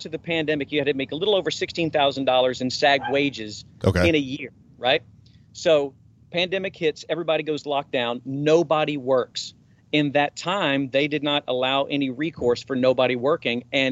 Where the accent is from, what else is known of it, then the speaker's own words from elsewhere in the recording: Memphis, Tennessee, United States; I'm from Memphis.